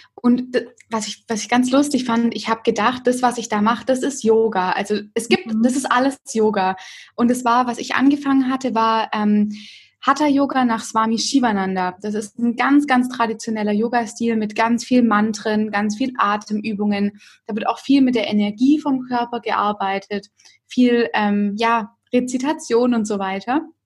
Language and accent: German; Stuttgart area, Baden-Württemberg, Germany; now in Stuttgart, Germany; Ich komme eigentlich aus der Umgebung von Stuttgart